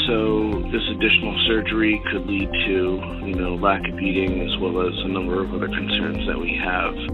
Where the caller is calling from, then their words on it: Philadelphia, Pennsylvania, United States; I'm calling from Greater Philadelphia, Pennsylvania.